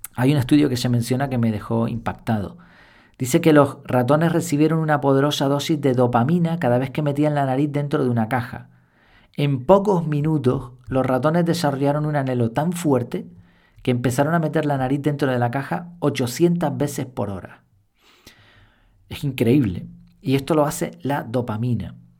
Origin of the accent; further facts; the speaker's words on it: Madrid, Community of Madrid, Spain; donde nací en Madrid